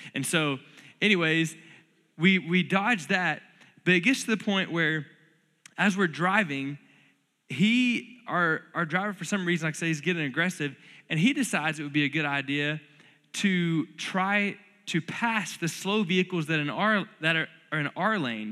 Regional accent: North Florida, United States; now in Lubbock, United States; I grew up in North Florida where it's crazy humid all the time

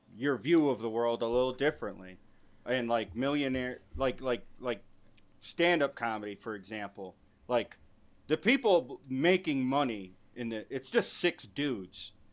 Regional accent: Michigan, United States; my home state of Michigan

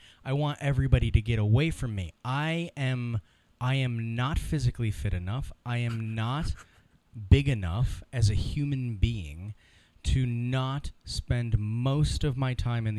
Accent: Ohio, United States; where I grew up in Ohio

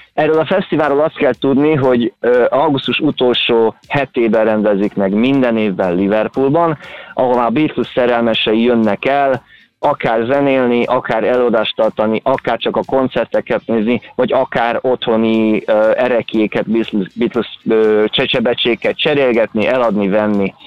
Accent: Kaposvár, Somogy, Hungary; én Kaposvári vagyok

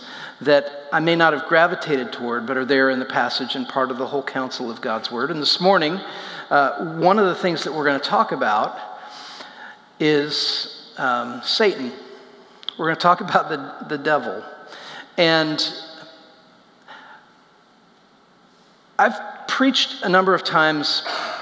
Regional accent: Indiana, United States; I grew up in Indiana, in a town that is just covered in cornfields

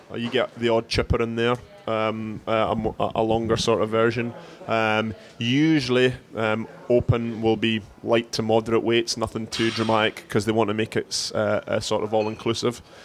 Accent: Scotland, United Kingdom; moved away; I'm from Scotland

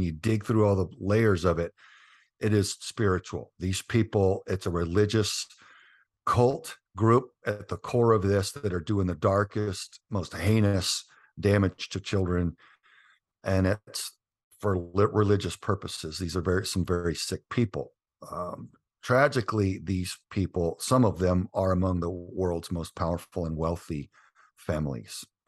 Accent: Southern Texas, United States; we grew up in Southern Texas

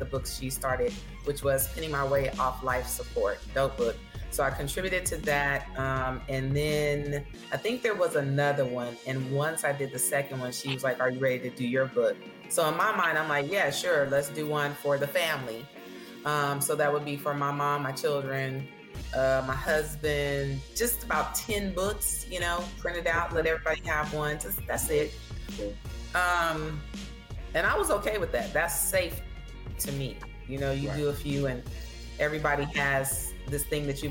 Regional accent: Oakland, California, United States; also born or lived in Houston, Texas; now in Texas, United States; I was born in Houston, Texas. So at the age of 6, my mom decided to leave my dad. And she drove myself and my two brothers across the country to California. So we were raised in Oakland

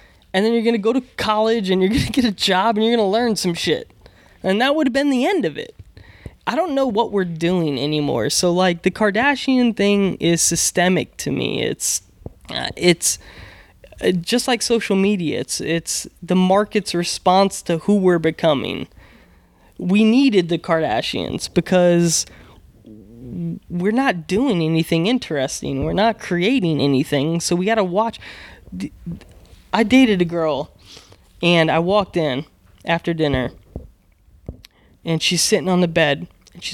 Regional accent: Houston, Texas, United States; born there; And it's weird because I grew up, I was born in Houston and my dad was a Marine.

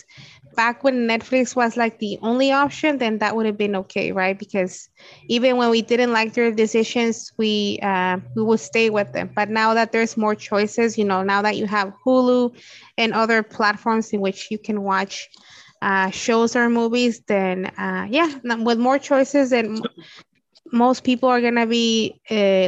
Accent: Los Angeles, California, United States; I'm from the Valley, so my closest Blockbuster was the one at the corner of Van Nuys Boulevard in Nordhoff

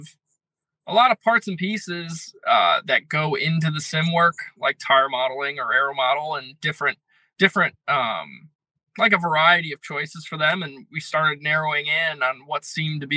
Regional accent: Connecticut, United States; I'm from Connecticut

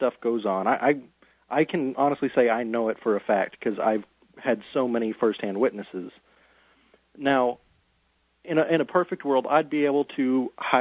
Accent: West Texas, United States; I'm from West Texas, from right down the road from there

